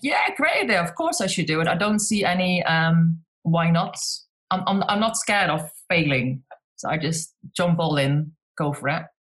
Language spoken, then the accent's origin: English; Netherlands; moved away as an adult; also born or lived in South East England; now in United Kingdom; I'm Dutch, but so I'm from the Netherlands, but I live in the UK in, eh, on the southeast coast in a little town on the beach